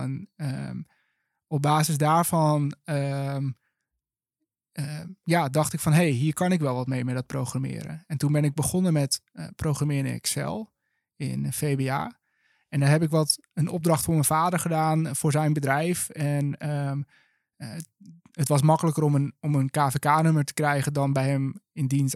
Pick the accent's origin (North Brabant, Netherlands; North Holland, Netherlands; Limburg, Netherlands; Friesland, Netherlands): North Holland, Netherlands; Langendijk; moved away as an adult; also born or lived in Enschede; now in Utrecht, Netherlands; geboren en getogen in Langendijk. vlak boven Alkmaar.